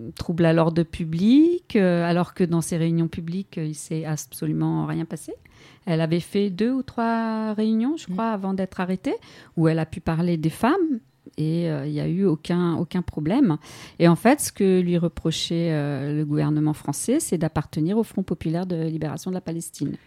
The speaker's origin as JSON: {"language": "French", "country": "France", "said": "En tant que Française"}